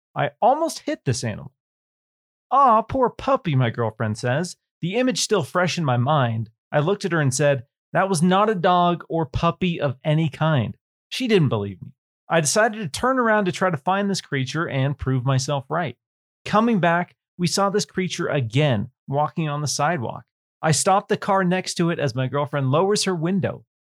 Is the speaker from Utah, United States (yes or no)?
no; Washington, United States; growing up in Washington State, Bigfoot. There's a lot of woods